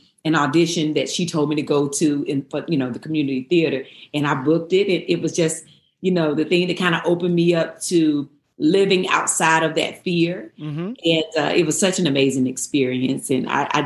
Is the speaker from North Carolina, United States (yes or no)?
yes; Eden, North Carolina, United States; I grew up in Eden, North Carolina